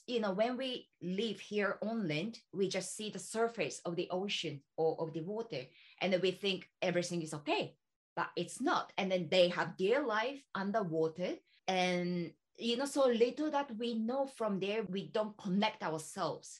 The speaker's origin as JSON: {"language": "English", "region": "Ishikawa", "country": "Japan", "tie": "born or raised there", "said": "I'm from Ishikawa, which is not so, well, maybe big city, but the other side of Tokyo"}